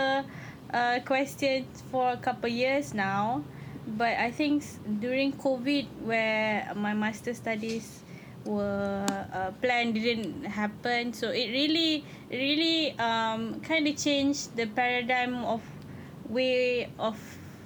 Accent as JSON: {"language": "English", "region": "Penang", "country": "Malaysia", "tie": "born or raised there", "also_born_or_lived": "Kuala Lumpur / United Kingdom", "moved": "as an adult", "said": "I grew up in Penang, born and raised, and then moved to KL and the UK for studies and come back"}